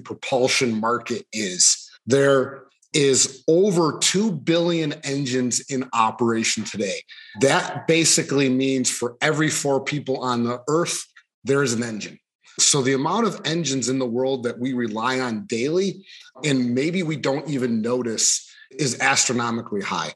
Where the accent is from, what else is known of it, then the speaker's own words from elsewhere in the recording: Buffalo, New York, United States; moved away as an adult; now in Michigan, United States; I'm originally from Buffalo, New York area. I grew up out in kind of farm country out there